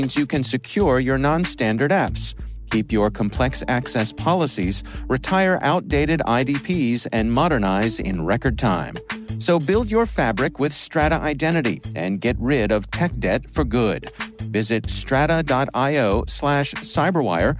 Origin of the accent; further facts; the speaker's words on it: Fort Meade, Maryland, United States; I grew up in the Fort Meade area